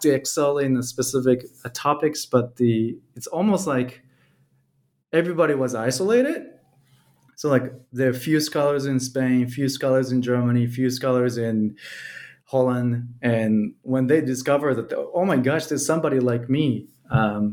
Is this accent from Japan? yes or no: yes; Japan; now in Belgium; when I was growing up in Japan